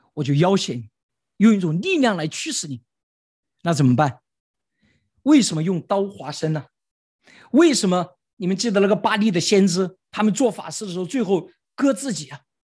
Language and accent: Chinese; China; 我们中国人是最擅长操纵的民族。